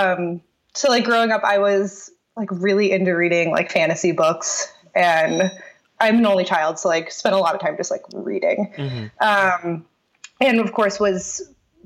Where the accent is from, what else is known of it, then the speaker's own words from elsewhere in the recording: Aurora, Illinois, United States; moved away; I grew up outside of Chicago